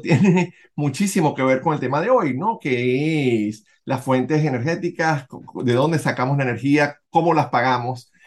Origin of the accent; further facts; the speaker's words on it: Venezuela; moved away; nosotros que somos venezolanos, independientemente de donde vivamos en el mundo